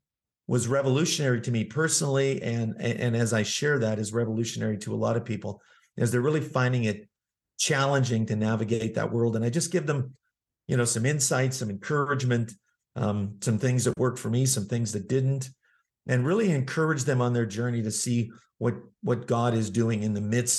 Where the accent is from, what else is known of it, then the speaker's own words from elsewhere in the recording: Manitoba, Canada; Well, I'm originally from Canada. I grew up in the province of Manitoba